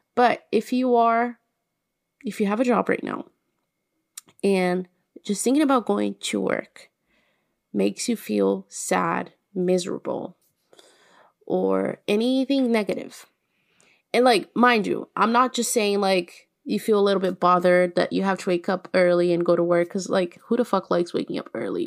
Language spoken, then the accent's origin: English; Minas Gerais, Brazil; I'm from Minas